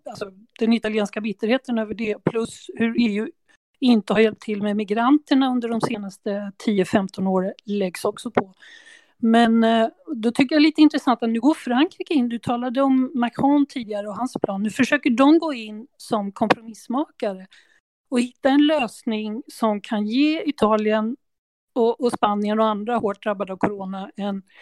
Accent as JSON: {"language": "Swedish", "country": "Sweden", "said": "Så det tycker jag, det kan man ju fundera på som svensk."}